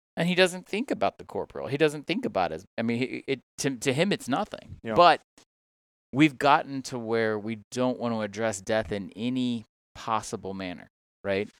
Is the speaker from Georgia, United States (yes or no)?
yes; Georgia, United States; moved away; also born or lived in Mississippi; I'm originally from Georgia